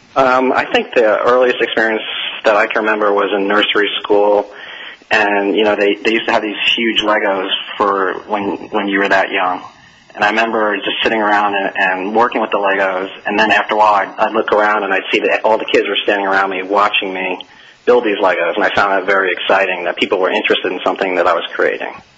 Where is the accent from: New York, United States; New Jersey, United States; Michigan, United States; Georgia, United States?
New York, United States; now in Atlanta, United States; we're both from New York